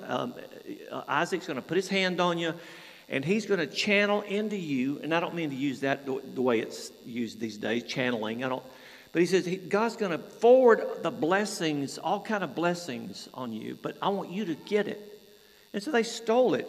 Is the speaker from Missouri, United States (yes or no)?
no; Georgia, United States; moved away as an adult; also born or lived in Atlanta, Georgia; now in Oxted, United Kingdom; I'm from Georgia